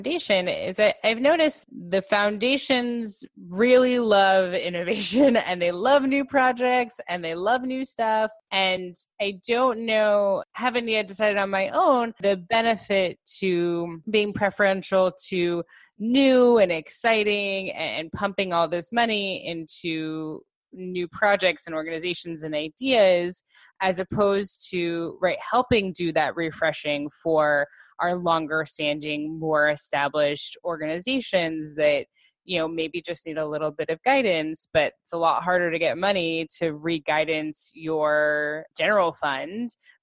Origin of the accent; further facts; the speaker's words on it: Los Angeles, California, United States; moved away; I'm originally from Los Angeles, and out there I was very involved in their Jewish professional organization